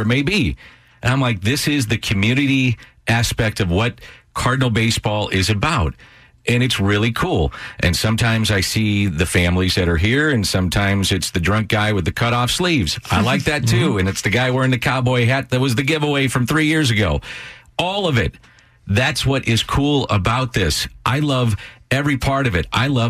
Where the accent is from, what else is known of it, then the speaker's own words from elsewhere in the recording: St. Louis, Missouri, United States; I'm a guy from South St. Louis that came from nothing